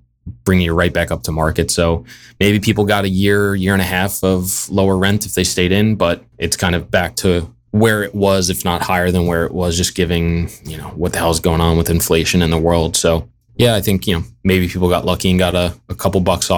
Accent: Long Island, New York, United States; moved away as an adult; also born or lived in Brooklyn, New York / Massachusetts; now in Jacksonville, United States; Yeah, born and raised Long Island, New York. Lived there my whole life. I went to Hofstra University, which is also on Long Island. I did 1 year up in Massachusetts right out of school and then moved back because I missed it so much.

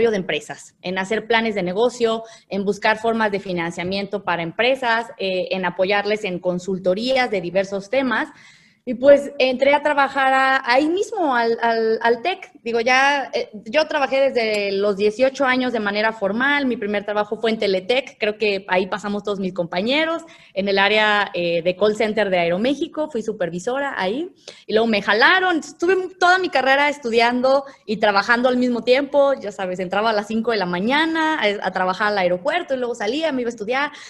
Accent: León, Guanajuato, Mexico; also born or lived in San Francisco del Rincón; soy eh, guanajuatense 100%, nací como tal aquí en León y viví 16 años en San Francisco el Ricón.

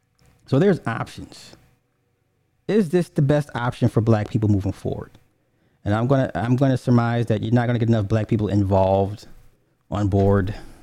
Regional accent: California, United States; I'm from the Bay.

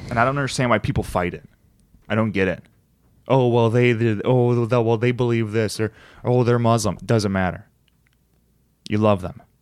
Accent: United States; I'm American

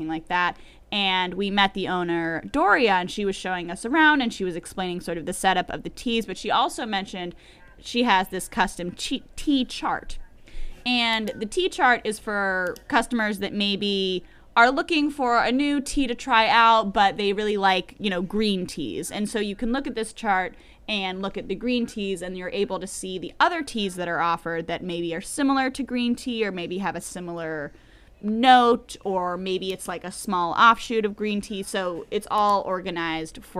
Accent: Pennington, New Jersey, United States; my local business in my hometown of Pennington, New Jersey, Central New Jersey.

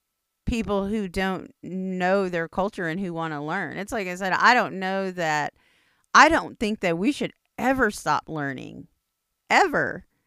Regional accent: United States; It's just like, Indians don't make anything easy. I'm Indian, I know.

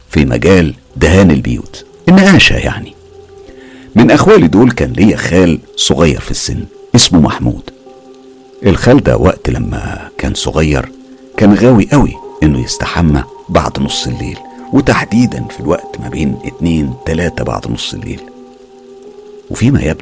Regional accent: Aleppo, Aleppo Governorate, Syria; من سوريا وبالتحديد من حلب عمري دلوقتي 30 سنة

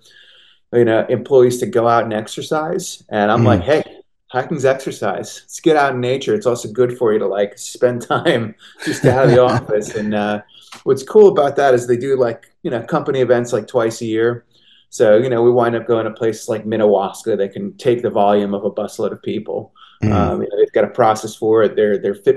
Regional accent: Connecticut, United States; I grew up in Connecticut, but I've been coming up to the Catskills since I was a little kid

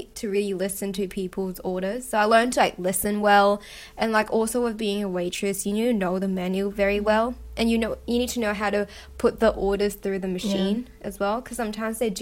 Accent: Hong Kong; also born or lived in Australia; growing up in Hong Kong

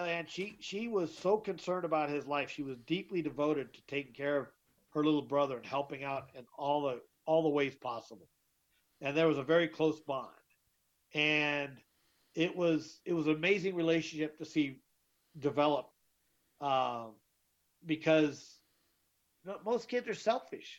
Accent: Twin Falls, Idaho, United States; also born or lived in Texas / Whittier, California / Southern California; We lived close when we were growing up in Twin Falls, Idaho, in the 70s and 80s

